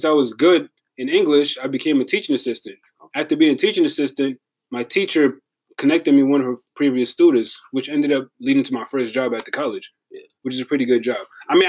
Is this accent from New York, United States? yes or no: yes; New York City, New York, United States; I was coming from the Bronx.